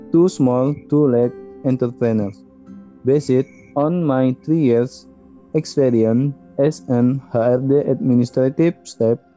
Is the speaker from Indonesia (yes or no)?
yes; Riau Islands, Indonesia; English is a second language; I am 30 years old. I am from the Riau Island province and I am graduate of Ahmad Dahlan University Management.